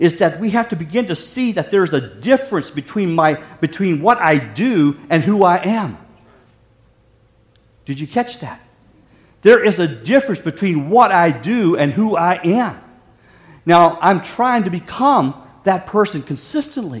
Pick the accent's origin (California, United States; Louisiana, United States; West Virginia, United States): West Virginia, United States; Growing up in West Virginia